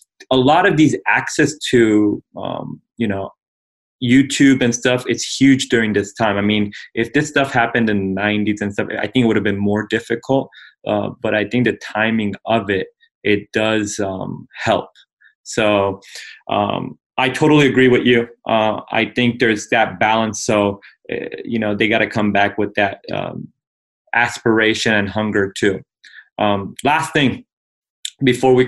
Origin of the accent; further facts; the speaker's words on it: Iran; my ethnicity is Persian. So I'm from Iran